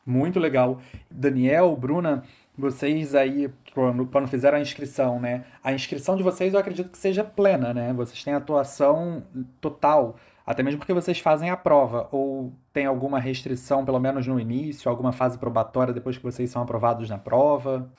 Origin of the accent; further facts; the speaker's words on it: Brazil; now in Portugal; nós que somos brasileiros